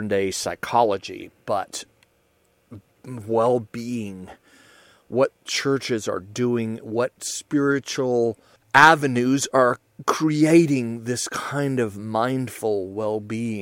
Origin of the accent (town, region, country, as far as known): United States